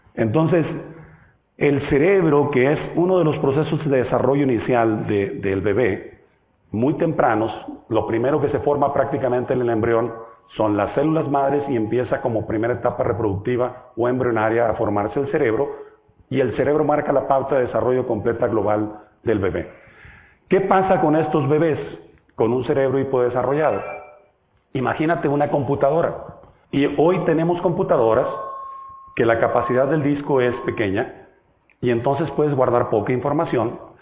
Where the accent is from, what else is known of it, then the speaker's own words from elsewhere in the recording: Mexico; Yo vengo de México, del país grande que está pegado a Estados Unidos, muy al norte